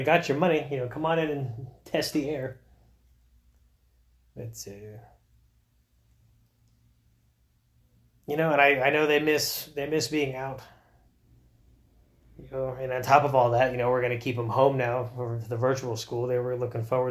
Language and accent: English; Florida, United States; I grew up in Florida